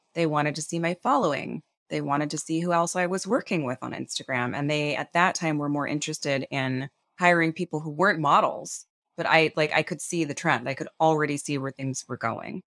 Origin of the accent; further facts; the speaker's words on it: Lancaster, California, United States; moved away; I grew up in Lancaster, California